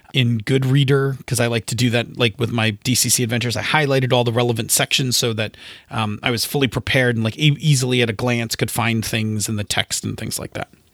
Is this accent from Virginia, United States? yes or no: no; Buffalo, New York, United States; I'm from Buffalo